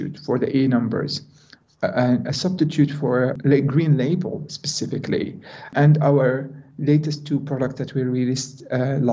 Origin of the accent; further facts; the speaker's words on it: Jordan; moved away as an adult; now in Netherlands; being a Jordanian with a very low amount of education and quite small opportunities in my hometown